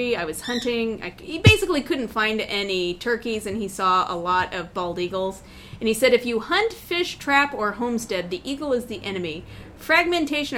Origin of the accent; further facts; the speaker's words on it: Indiana, United States; moved away; From my home state of Indiana.